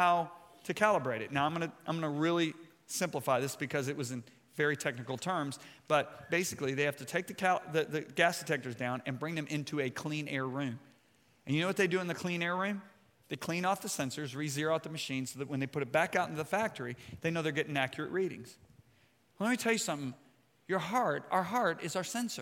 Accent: White Lake, Michigan, United States; I grew up in White Lake, Michigan

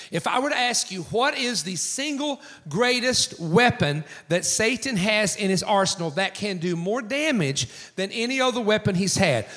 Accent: east coast of the United States, United States; born or raised there

